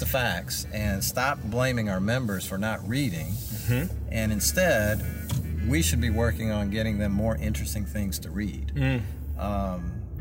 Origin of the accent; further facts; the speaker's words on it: Florence, South Carolina, United States; Florence, my hometown.